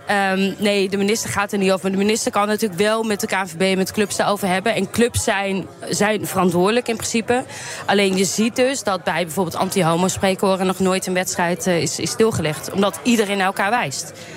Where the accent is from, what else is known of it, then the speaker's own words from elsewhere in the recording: Nijmegen, Gelderland, Netherlands; ik kom zelf uit Nijmegen